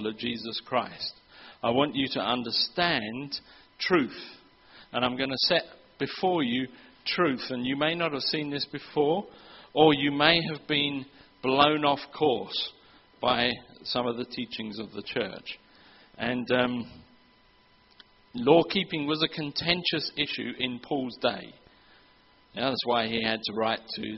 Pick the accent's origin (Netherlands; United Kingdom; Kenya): United Kingdom; England; moved away; I'm from England